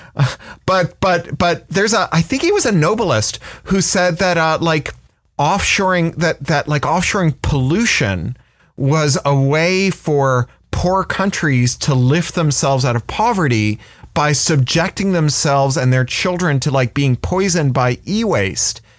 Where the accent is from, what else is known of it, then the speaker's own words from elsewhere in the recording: Toronto, Ontario, Canada; I, I grew up in Toronto, which, which was a city full of writers who were very accessible.